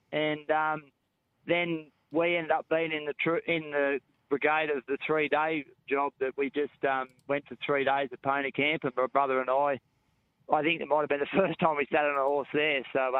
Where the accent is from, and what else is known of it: Narrabri, New South Wales, Australia; born or raised there; also born or lived in Tamworth, Australia